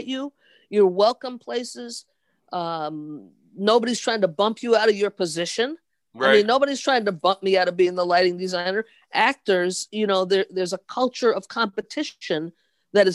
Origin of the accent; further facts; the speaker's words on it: New York City, New York, United States; also born or lived in Pennsylvania; I was born in Pennsylvania. I was raised in the Bronx in New York.